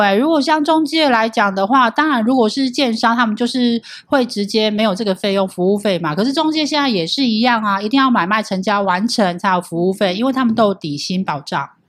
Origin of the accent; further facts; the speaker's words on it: Hualien, Hualien County, Taiwan; 像像我是花莲人啊，是哪一家？